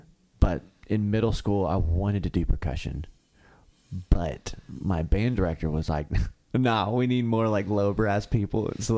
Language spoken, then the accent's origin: English; Benton, Kentucky, United States; also born or lived in Paducah, Kentucky; now in Murray, United States; I moved to Murray. I was living in Marshall. I was born in Paducah, actually.